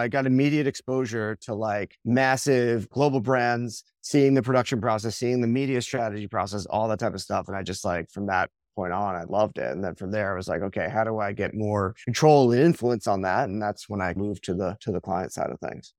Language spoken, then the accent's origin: English; Long Island, New York, United States; I grew up on Long Island, kind of in the shadow of, like, the advertising capital of the world